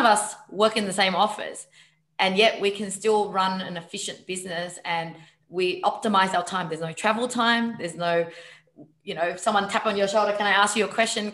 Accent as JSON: {"language": "English", "country": "Vietnam", "said": "I'm Vietnamese"}